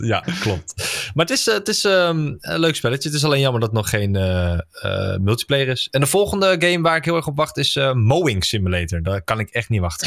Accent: Netherlands; daar ben ik een Nederlander voor

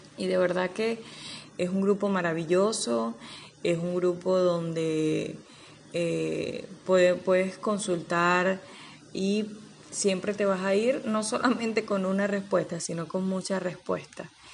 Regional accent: Anaco, Anzoátegui, Venezuela; Soy de Anaco, estado Anzuategui, de nacionalidad venezolana

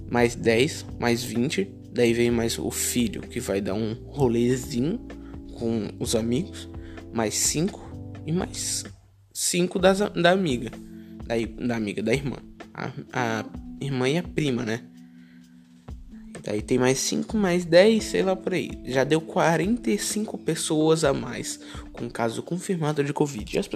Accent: Florianópolis, Santa Catarina, Brazil; Mas eu sou de Floripa, de SC.

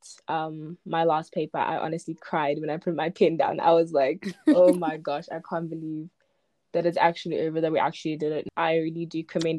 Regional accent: Zimbabwe; now in South Africa; I was born in Zimbabwe, but I live in South Africa.

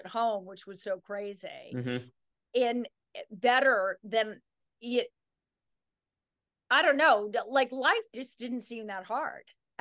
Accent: Sun Valley, Idaho, United States; we moved there from Mill Valley, California when I was 4. So that's always been my home

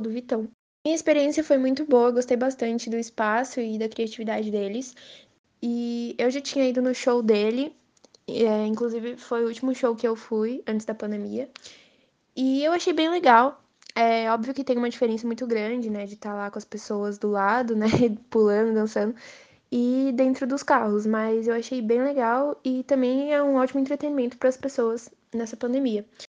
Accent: São Paulo, Brazil; eu sou de São Paulo

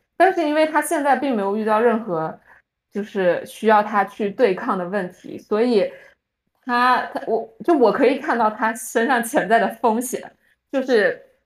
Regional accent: Fujian, China; now in United States; 我们福建人

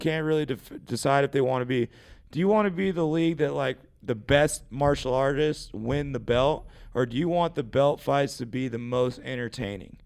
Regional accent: United States; Growing up in America

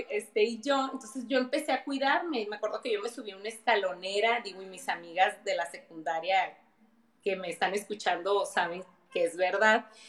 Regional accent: Mexicali, Baja California, Mexico; soy de Mexicali

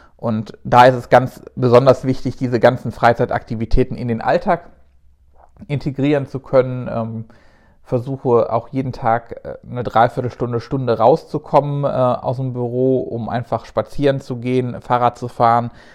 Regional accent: Rhineland, Germany; als Rheinländer

